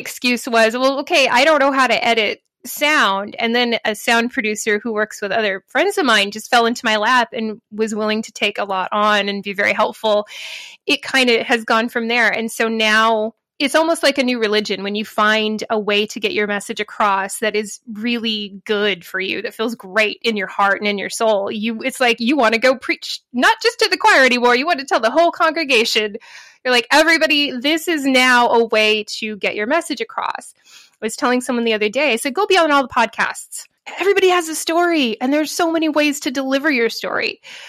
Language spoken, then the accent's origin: English; United States; I'm American, but I haven't been to a conference in a long time